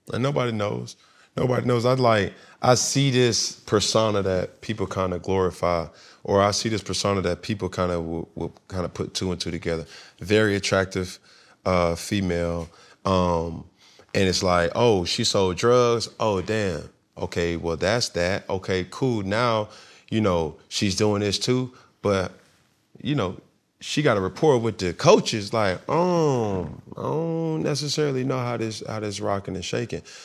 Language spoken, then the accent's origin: English; Atlanta, Georgia, United States; moved away as an adult; also born or lived in Alabama / Texas / Florida; I was from Atlanta